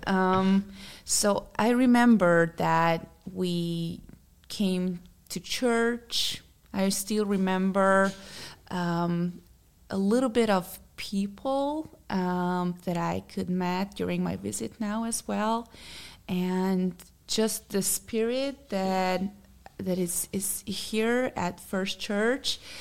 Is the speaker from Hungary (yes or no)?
yes; Hungary; English is a second language; moved away; from Hungary, so that's why I have a little bit of accent